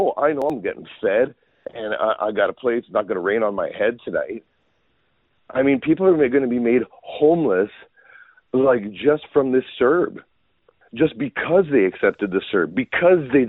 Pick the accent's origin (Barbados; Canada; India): Canada; as a Canadian